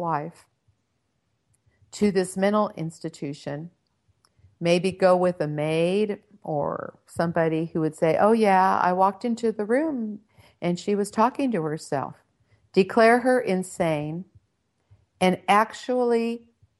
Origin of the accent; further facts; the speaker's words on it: Redondo Beach, California, United States; I was born and raised in Southern California. I grew up in Redondo Beach